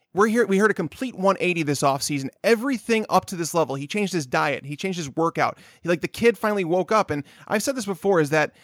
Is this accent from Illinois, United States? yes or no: yes; Chicago, Illinois, United States; I'm from Chicago.